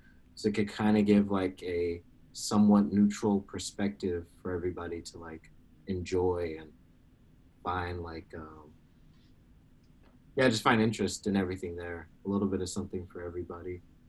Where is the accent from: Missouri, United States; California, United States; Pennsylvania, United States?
California, United States; Bay Area; I'm a filmmaker from the Bay Area.